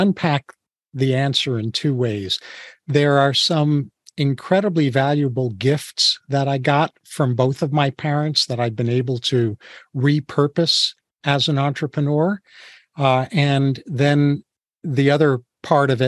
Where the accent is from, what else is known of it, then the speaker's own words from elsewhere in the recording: New York, United States; I was born and raised in New York, as were my parents